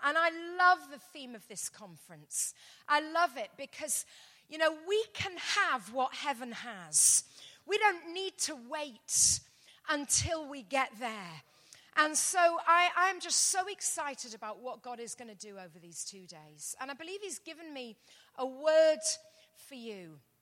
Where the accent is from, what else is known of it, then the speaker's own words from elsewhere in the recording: London, United Kingdom; I'm from London, England, as you can probably hear